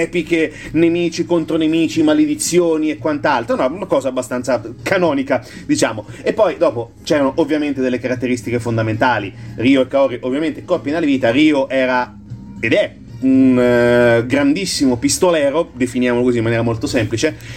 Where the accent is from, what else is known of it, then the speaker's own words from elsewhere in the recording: Marche, Italy; dalle nostre parti marchigiane